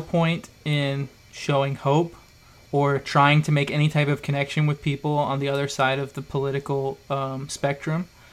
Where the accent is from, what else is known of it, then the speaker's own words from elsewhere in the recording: Idaho, United States; I grew up in Idaho, you know, in a farm town